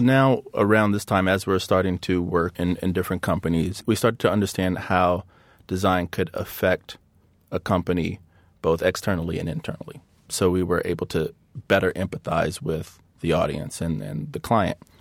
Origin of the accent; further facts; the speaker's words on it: Hampton, Virginia, United States; I grew up in a very competitive, athletic environment in, in Virginia. So, um, there were always basketball stars and football stars from my hometown of, uh, Hampton, Virginia.